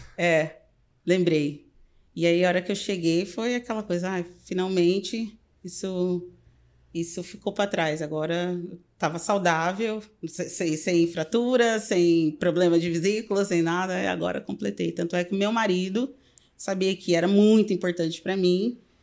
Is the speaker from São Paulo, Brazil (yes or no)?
yes; Pirapozinho, São Paulo, Brazil; moved away as an adult; also born or lived in Peru / Mexico / Miami; now in Chicago, United States; eu sou do interior de São Paulo